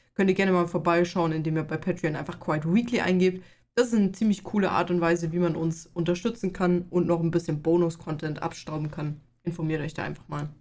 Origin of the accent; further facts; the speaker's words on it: Bavaria, Germany; Ich komme aus Bayern